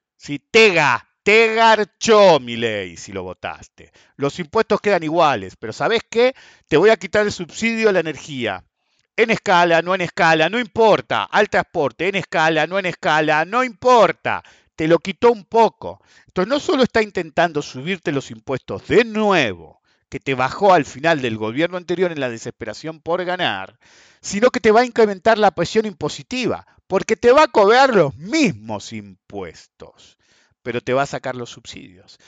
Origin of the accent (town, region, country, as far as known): Argentina